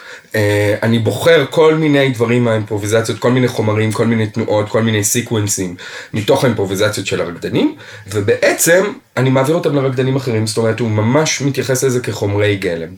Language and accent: Hebrew; Israel; אני גדלתי בישראל ולמדתי במגמה בתיכון